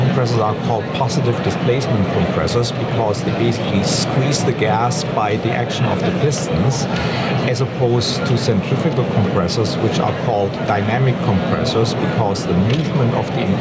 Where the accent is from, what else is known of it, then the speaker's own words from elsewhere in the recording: Germany; English is a second language; moved away as an adult; now in San Diego, United States; I'm originally from Germany